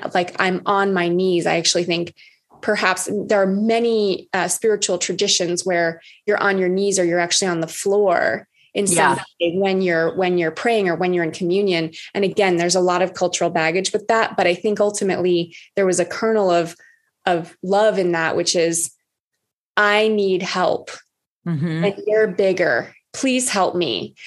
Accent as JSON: {"language": "English", "area": "Oahu", "region": "Hawaii", "country": "United States", "said": "I'm from Oahu. I'm from Hawaii."}